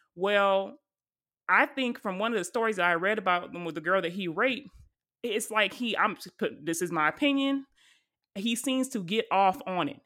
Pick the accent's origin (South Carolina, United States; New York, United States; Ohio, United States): South Carolina, United States; Charleston; my hometown at the church in Charleston, South Carolina